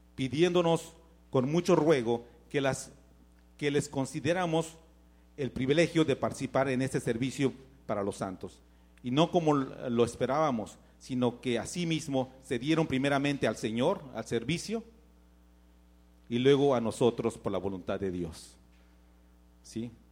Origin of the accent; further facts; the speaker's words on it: Mexico; moved away; Yo tenía necesidades en México